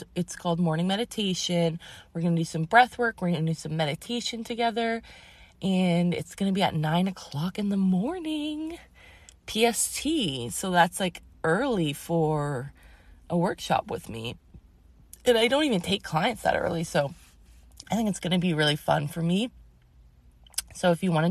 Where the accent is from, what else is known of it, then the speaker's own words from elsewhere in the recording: Massachusetts, United States; moved away; I grew up in Massachusetts